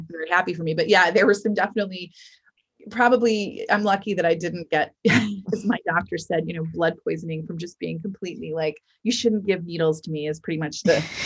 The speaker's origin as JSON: {"language": "English", "region": "Michigan", "country": "United States", "moved": "yes", "said": "I'm from Michigan."}